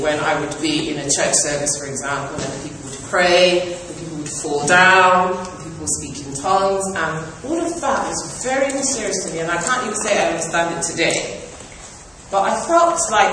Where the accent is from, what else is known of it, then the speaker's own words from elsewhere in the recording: Nigeria; moved away as an adult; now in England; I grew up in Nigeria